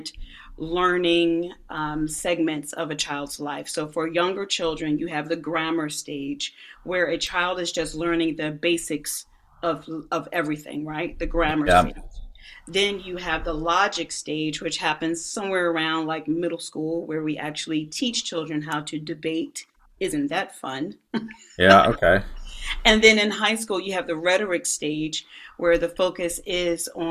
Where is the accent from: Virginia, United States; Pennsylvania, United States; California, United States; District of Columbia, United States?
Pennsylvania, United States; Philadelphia; I grew up there in Philly, and I drove by this school every day on my way to high school.